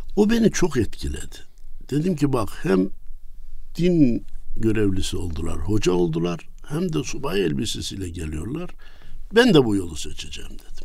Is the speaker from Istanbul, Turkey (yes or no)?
no; Kayseri, Kayseri Province, Turkey; moved away; Erkilet nahiyemiz var. Kayseri'ye önce 10 kilometreydi arada şimdi 3-4 kilometre kaldı. Birleşti artık. Birleşti, merkeze bağlandı. Orada doğdum. İlkokulu orada bitirdim.